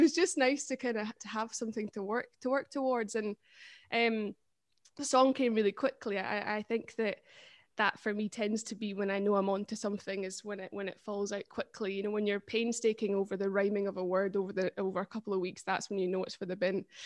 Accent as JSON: {"language": "English", "area": "Perthshire", "region": "Scotland", "country": "United Kingdom", "said": "I'm from Perthshire"}